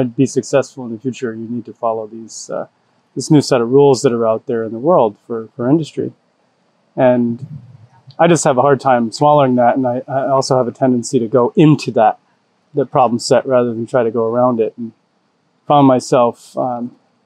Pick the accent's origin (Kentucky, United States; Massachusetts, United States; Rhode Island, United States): Rhode Island, United States; moved away; I grew up in Rhode Island, on a small farm with my family